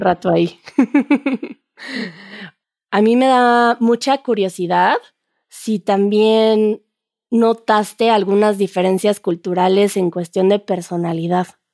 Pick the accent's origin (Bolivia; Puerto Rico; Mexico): Mexico